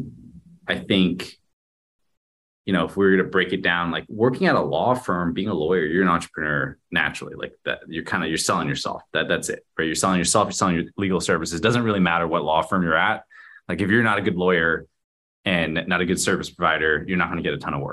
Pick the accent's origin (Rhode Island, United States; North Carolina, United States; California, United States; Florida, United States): California, United States; Garden Grove; I grew up in a little city called Garden Grove